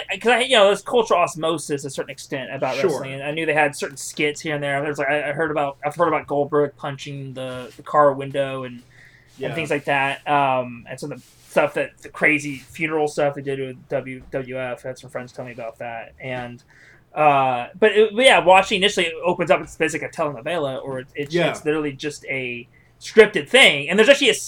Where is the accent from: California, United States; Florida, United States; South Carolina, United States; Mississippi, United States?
California, United States; Modesto; I come from Modesto, so that's actually like right back. It's like the asshole of California